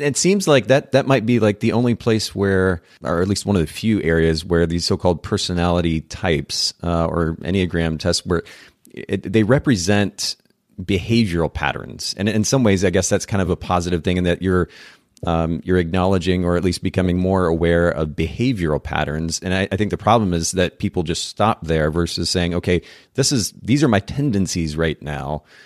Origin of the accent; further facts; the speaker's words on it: Japan; I grew up in Japan